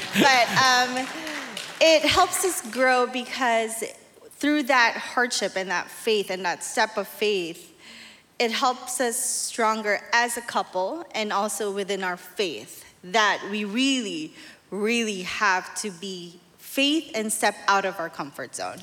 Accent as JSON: {"language": "English", "town": "Manila", "region": "Metro Manila", "country": "Philippines", "tie": "born or raised there", "moved": "yes", "said": "I'm from Manila, Philippines."}